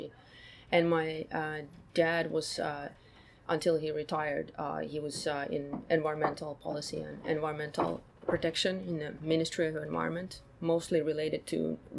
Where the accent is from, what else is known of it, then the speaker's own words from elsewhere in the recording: countryside about an hour from Helsinki, Uusimaa, Finland; moved away; also born or lived in Sweden / New York City, United States; I grew up on countryside, about an hour's drive from Helsinki